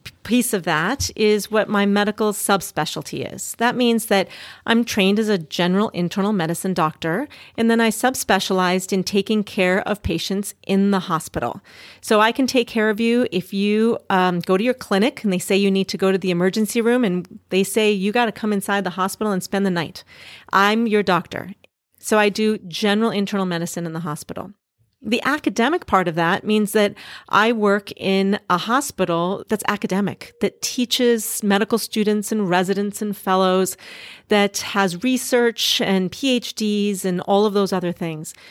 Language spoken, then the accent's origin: English; Duluth, Minnesota, United States; moved away as an adult; also born or lived in Boston / Singapore; now in San Francisco, United States; I grew up in a small town in northern Minnesota called Duluth, Minnesota